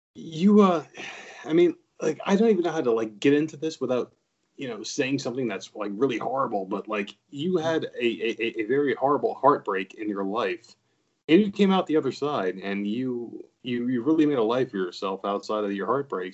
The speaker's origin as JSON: {"language": "English", "region": "New Jersey", "country": "United States", "moved": "yes", "said": "we're both from New Jersey."}